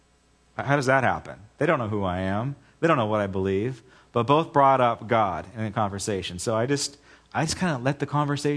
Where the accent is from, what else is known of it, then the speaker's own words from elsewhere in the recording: United States; I am first and foremost a Christian, and I'm an American second.